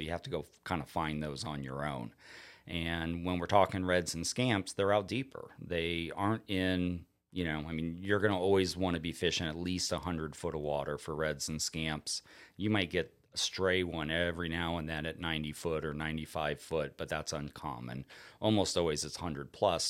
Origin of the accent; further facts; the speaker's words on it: South Florida, United States; also born or lived in Onslow Bay, North Carolina; now in North Carolina, United States; growing up in South Florida, we would catch red grouper in forty foot of water